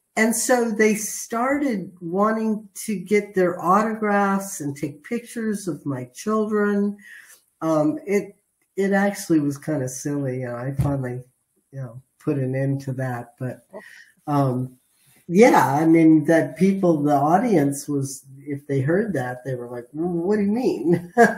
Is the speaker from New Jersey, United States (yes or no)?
no; San Fernando Valley, California, United States; I'm a Valley girl. Uh-huh. I was raised in the San Fernando Valley